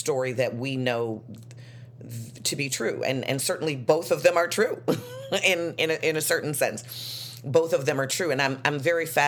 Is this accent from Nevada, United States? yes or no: no; Chicago, Illinois, United States; I'm from Chicago, and I grew up that way